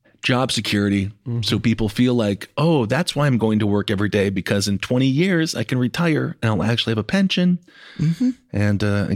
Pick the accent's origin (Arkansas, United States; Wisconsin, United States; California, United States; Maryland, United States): Wisconsin, United States; my home state